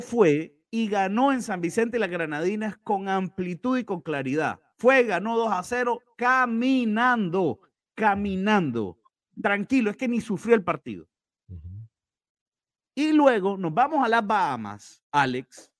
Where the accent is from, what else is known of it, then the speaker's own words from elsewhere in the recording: Nicaragua; si soy o no soy nicaragüense.